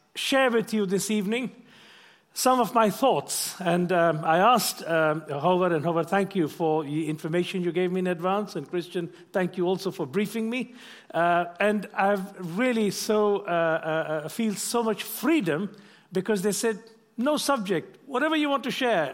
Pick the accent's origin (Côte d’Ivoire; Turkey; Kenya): Kenya; moved away; also born or lived in London; I'm of Indian origin, but I wasn't born in India. I was born in Kenya